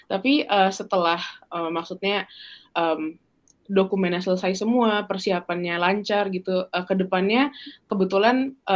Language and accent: Indonesian; Palembang, South Sumatra, Indonesia; di Palembang di kota asalku itu jadwal IELTS itu hanya sekitar 2 sampai 3 bulan sekali.